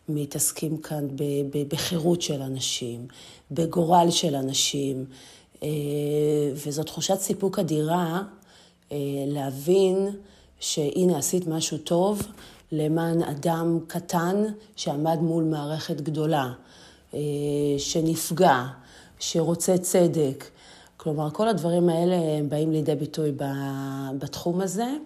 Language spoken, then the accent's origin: Hebrew; Ashdod, Southern District, Israel; אני נולדתי וגדלתי בעיר אשדוד.